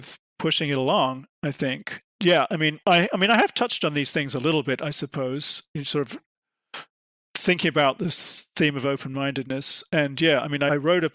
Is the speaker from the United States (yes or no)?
no; United Kingdom; I'm from Britain